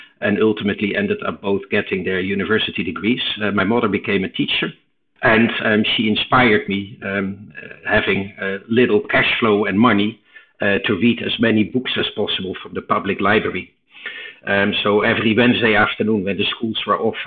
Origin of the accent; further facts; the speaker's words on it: eastern Netherlands, Netherlands; English is a second language; moved away as an adult; also born or lived in United States; I was born in Holland in the 60s, and I grew up in a very quiet Robin Hood type of place in the east of Holland